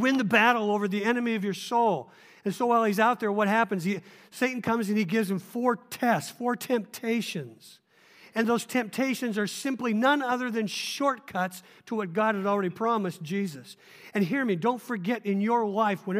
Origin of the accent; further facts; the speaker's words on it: Oregon, United States; I'm a little up in years, and I grew up in Oregon